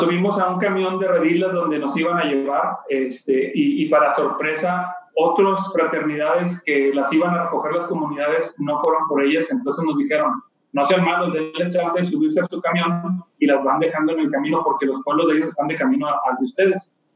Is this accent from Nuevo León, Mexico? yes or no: yes; Monterrey, Nuevo León, Mexico; Nací en Monterrey, Nuevo León, aquí donde, donde vivo actualmente